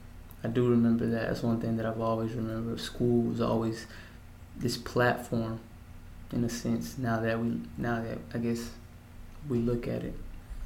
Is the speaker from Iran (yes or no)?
no; Mexico; also born or lived in El Paso, United States; I was born in El Paso, Texas, February 1st, 1993. From what I've always been told, that the hospital's call was Thompson, the Thompson Hospital. But they would always refer to it in Spanish, El Thomason. Yeah, so I remember my childhood when I was living in Mexico.